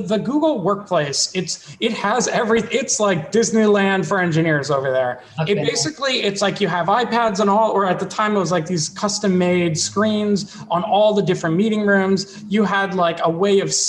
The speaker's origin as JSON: {"language": "English", "town": "Ottawa", "region": "Ontario", "country": "Canada", "tie": "born or raised there", "moved": "as an adult", "lives_now": "United States", "said": "I am from Ottawa, Canada, where like I grew up."}